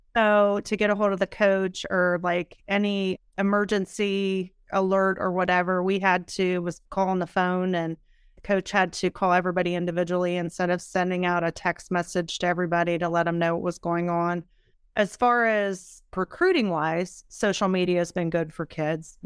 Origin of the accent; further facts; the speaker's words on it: small town near Edison Community College, Ohio, United States; moved away as an adult; now in Columbus, United States; I played basketball at Edison for two years, which is a community college close to my hometown